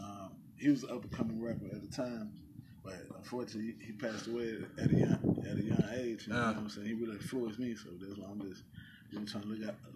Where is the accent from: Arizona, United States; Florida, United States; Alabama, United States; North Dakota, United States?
Alabama, United States; moved away; also born or lived in Killeen, Texas; I'm from Alabama. I ain't from Killeen.